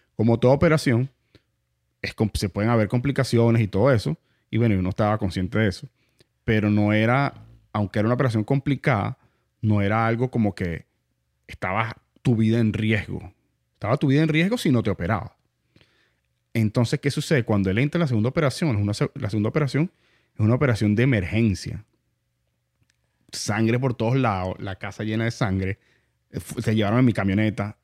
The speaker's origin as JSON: {"language": "Spanish", "country": "Venezuela", "moved": "yes", "lives_now": "United States", "said": "yo soy mitad aquí, mitad allá, venezolano, italiano"}